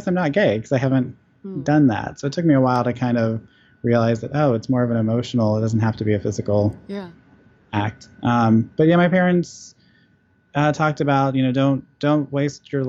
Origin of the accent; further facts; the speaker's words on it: Georgia, United States; also born or lived in Texas; my family's from Texas, I'm from Georgia